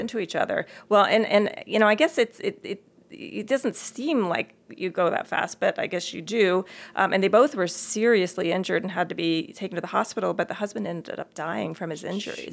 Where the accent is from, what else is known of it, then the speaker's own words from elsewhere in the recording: Maryland, United States; moved away; when I grew up back in Maryland, I went to the Montgomery County Public Schools